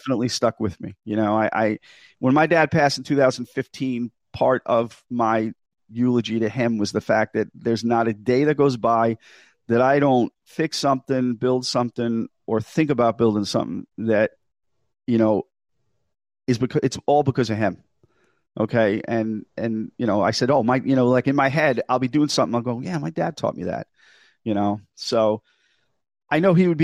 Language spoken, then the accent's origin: English; Long Island, New York, United States; accent: New York / kind of New England accent; moved away as an adult; now in Massachusetts, United States; I grew up in New York on Long Island, and I've been up here in Massachusetts for 17 years